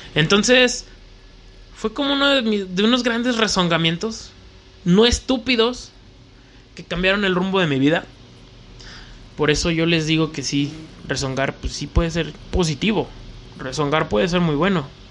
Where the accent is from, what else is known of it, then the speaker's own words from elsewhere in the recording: León, Guanajuato, Mexico; soy de León, Guanajuato